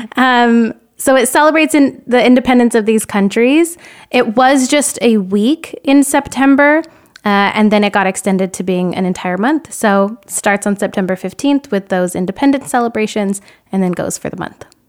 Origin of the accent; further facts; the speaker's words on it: New Mexico, United States; moved away as an adult; now in Oregon, United States; I am from New Mexico